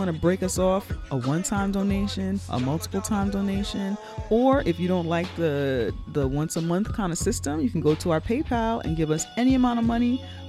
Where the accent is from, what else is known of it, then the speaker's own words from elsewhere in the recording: New York City, New York, United States; we are New Yorkers